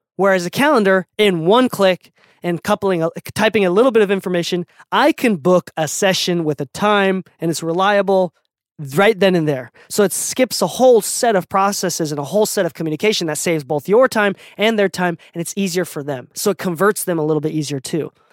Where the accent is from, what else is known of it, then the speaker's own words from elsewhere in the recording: Okinawa, Japan; moved away; also born or lived in Utah; I'm from an island, right? I'm from Okinawa, Japan.